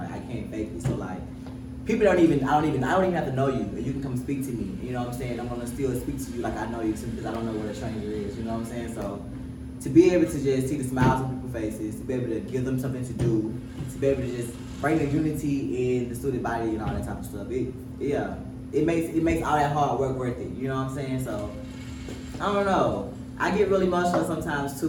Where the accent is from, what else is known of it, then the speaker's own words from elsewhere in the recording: Cochran, Georgia, United States; moved away as an adult; also born or lived in Savannah, Georgia; I went back to my hometown. I'm from Coffin, Georgia, 229. Super small town